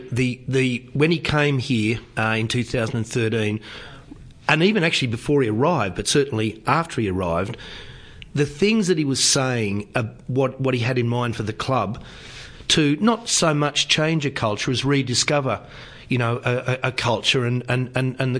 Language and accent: English; Sydney, New South Wales, Australia; moved away as an adult; also born or lived in Canada / Northern Territory; now in Canberra, Australia; I grew up in the Manly area